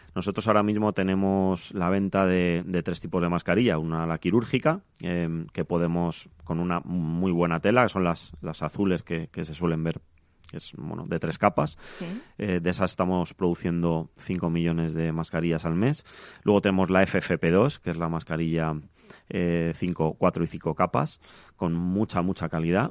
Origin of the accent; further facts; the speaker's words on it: Madrid, Community of Madrid, Spain; yo vengo de Carabanchel, que es un barrio del sur de Madrid, al cual adoro